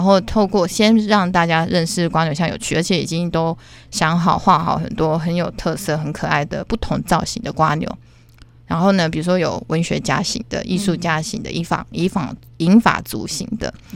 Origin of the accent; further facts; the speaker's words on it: Taiwan; 在我们的台湾， 尤其是台南